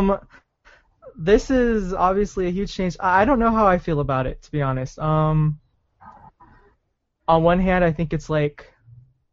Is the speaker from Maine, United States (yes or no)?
no; Arizona, United States; now in Utah, United States; I grew up in Arizona, and I was back home just like a month or so ago